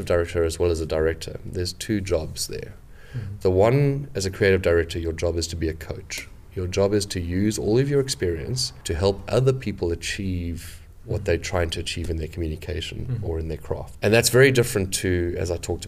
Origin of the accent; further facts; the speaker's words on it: South Africa; moved away as an adult; now in London, United Kingdom; I'm originally from South Africa, but I've been in London for about 11 years.